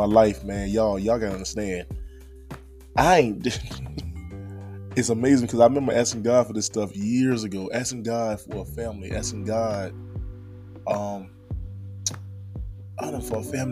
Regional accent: Henderson, North Carolina, United States; I'm born and raised in a small town of Henderson, North Carolina

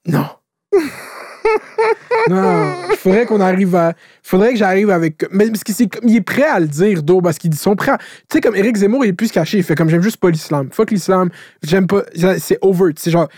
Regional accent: Quebec, Canada; je suis tout le temps habité au Québec, je suis québécois de souche

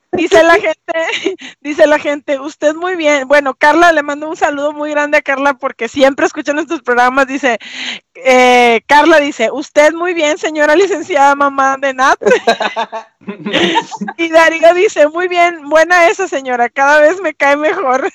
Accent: Venezuela; moved away as an adult; now in Mexico; yo nací aquí, sin embargo, mi adolescencia la viví en Venezuela

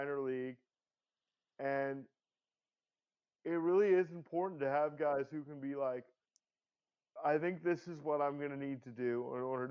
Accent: Canada; as a Canadian

